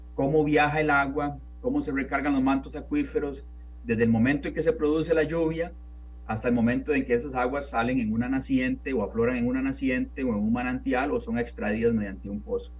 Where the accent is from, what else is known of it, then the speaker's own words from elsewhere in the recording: San Antonio de Belén, Heredia, Costa Rica; moved away as an adult; now in Texas, United States; yo recuerdo de cuando niño viviendo en San Antonio de Belén